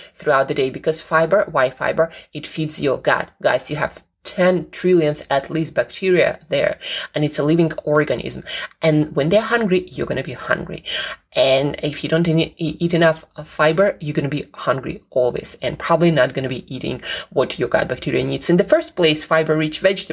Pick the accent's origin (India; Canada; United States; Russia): Russia; now in United Kingdom; I'm from Russia